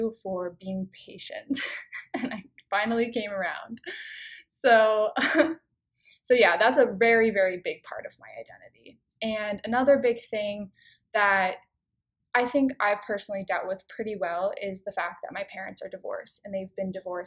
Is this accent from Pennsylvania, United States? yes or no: yes; King of Prussia, Pennsylvania, United States; my hometown in King of Prussia